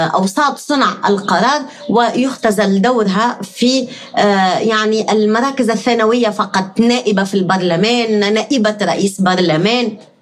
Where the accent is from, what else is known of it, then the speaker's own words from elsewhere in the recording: Tunisia; نحن كتونسيين